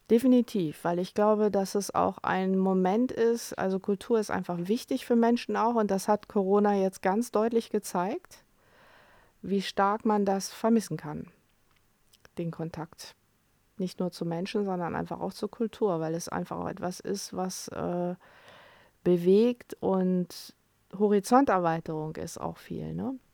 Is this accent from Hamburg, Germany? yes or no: no; Cologne, North Rhine-Westphalia, Germany; ich bin ja selber in Köln